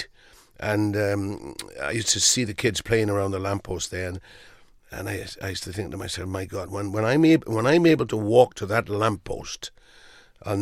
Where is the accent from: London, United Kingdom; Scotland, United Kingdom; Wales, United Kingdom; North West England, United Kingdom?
Wales, United Kingdom; growing up in Wales